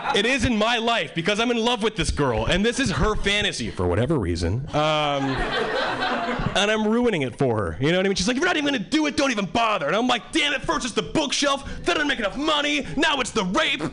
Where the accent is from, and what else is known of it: Hawaii, United States; born or raised there; moved away as an adult; now in Boston, United States